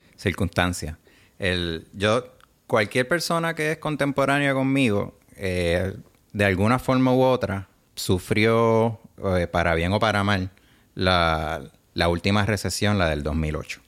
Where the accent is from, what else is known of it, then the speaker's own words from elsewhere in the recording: Puerto Rico; also born or lived in New York, United States / Bologna, Italy; soy puertorriqueño de herencia italiana